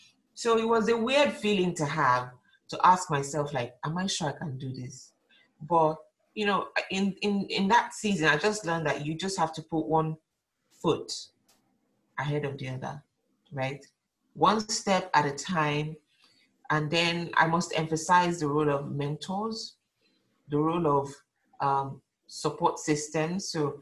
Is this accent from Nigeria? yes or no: yes; Lagos, Nigeria; moved away; So I'm coming from Lagos where work is like everything, we're working morning till night, sometimes you're working 7 days a week.